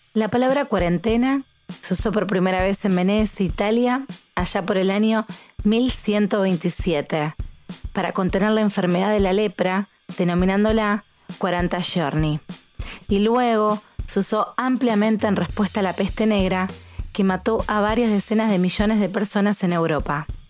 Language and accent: Spanish; Rosario, Santa Fe, Argentina; soy argentina